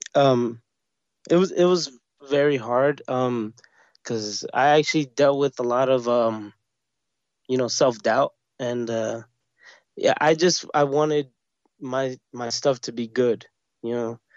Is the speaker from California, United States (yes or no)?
no; New York City, New York, United States; also born or lived in Brooklyn; born and bred, uh, I grew up in Queens